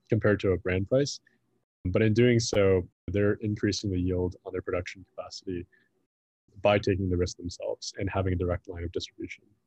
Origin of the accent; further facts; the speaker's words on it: Midwest, United States; moved away as an adult; also born or lived in San Francisco; I grew up in the Midwest